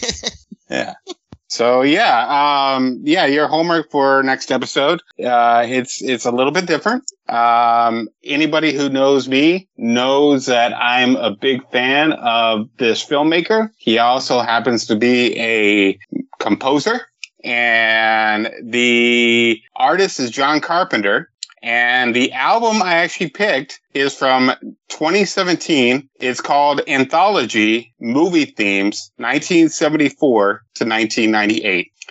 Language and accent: English; Fort Worth, Texas, United States; moved away; I moved to Texas in 1988, uh, and then I we moved, I think, in 1996. But I mean, I grew up in Fort Worth